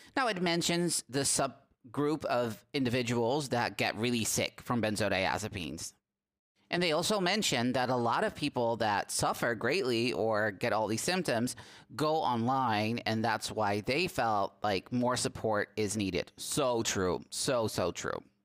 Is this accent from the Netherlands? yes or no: yes; Netherlands; English is a second language; my country, the Netherlands